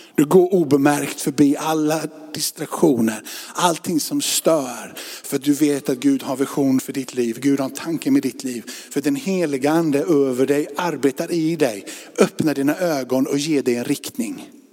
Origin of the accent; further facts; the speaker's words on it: Sweden; vi är svenskar.